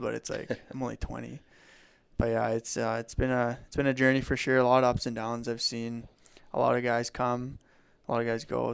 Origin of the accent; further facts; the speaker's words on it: Legal, Alberta, Canada; I grew up in Legal, going to a francophone school from K to nine, so very fluent